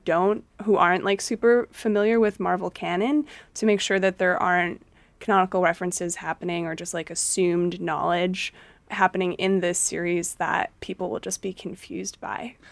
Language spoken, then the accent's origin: English; United States; I grew up in America